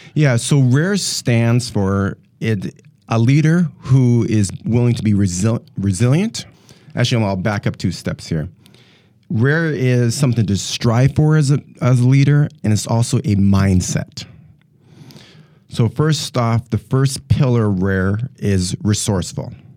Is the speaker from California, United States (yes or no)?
no; North Dakota, United States; moved away as an adult; now in Milwaukee, United States; I'm originally actually from North Dakota. Uh, born and raised in North Dakota and moved here in two thousand and ten, and here being, uh, the Milwaukee, Wisconsin area